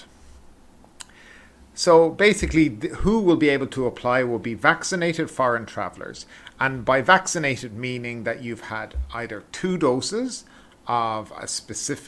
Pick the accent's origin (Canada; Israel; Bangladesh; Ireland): Ireland; I'm from Ireland